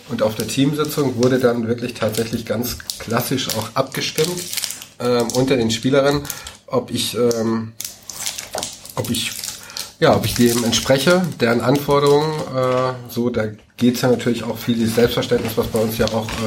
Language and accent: German; Schleswig-Holstein, Germany; Ich komme ursprünglich aus Dithmarschen. Ähm, da ist Heide ja die Kreisstadt.